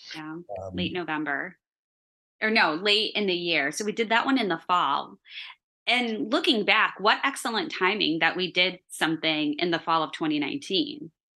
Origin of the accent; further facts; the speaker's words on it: Chicago, Illinois, United States; accent: Chicago; my Chicago accent